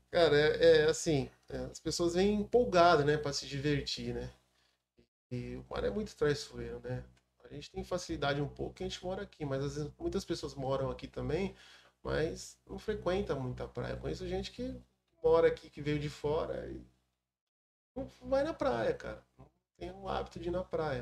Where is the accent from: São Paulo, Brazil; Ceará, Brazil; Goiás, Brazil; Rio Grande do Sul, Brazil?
São Paulo, Brazil; Mongaguá; sou filho da cidade. Nasci em 1981 em Mongaguá.